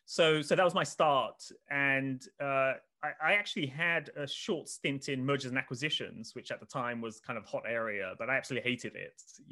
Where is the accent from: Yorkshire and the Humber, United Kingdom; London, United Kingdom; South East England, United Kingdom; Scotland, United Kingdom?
South East England, United Kingdom; Oxford; I mean, I grew up in Oxford, but not in the nice part of Oxford, kind of the other side of Oxford, if people know Oxford.